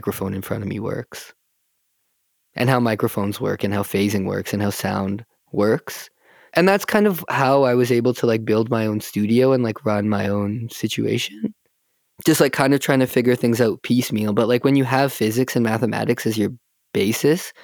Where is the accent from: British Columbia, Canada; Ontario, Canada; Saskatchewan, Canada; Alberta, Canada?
Alberta, Canada; Calgary; I grew up here in Calgary